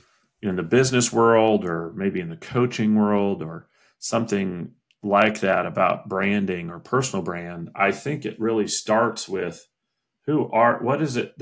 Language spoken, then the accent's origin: English; Indiana, United States; moved away; also born or lived in Washington, District of Columbia, United States; my home state, Indiana